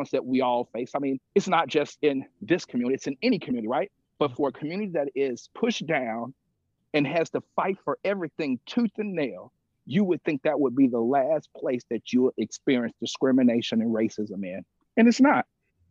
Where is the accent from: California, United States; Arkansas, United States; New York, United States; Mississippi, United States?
Mississippi, United States; I grew up in Mississippi